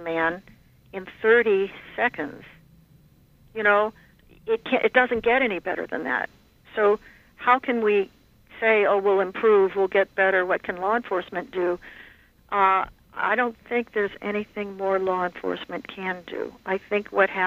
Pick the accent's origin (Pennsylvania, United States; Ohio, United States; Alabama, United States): Ohio, United States; I'm from Ohio